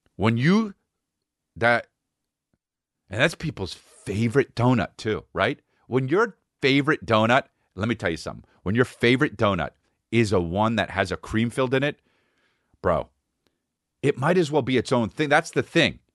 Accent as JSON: {"language": "English", "country": "United States", "said": "I'm American"}